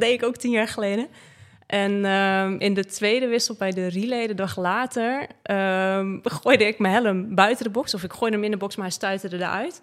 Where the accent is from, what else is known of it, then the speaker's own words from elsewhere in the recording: Breda, North Brabant, Netherlands; moved away; also born or lived in Limburg; Ik kom natuurlijk uit Breda